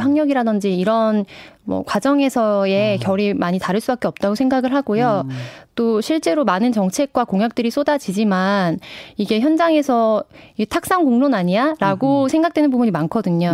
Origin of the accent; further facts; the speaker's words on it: Namwon, North Jeolla, South Korea; 제 고향이 전라북도 남원인데요